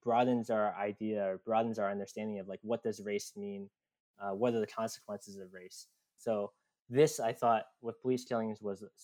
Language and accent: English; Virginia, United States; I grew up in Virginia